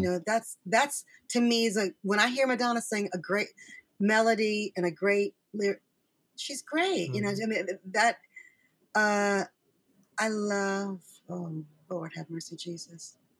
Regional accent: Michigan, United States; I'm from Michigan

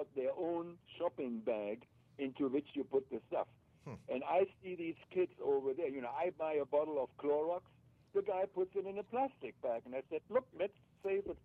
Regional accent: Germany; moved away; I grew up in Germany, and I grew up with empty bottles

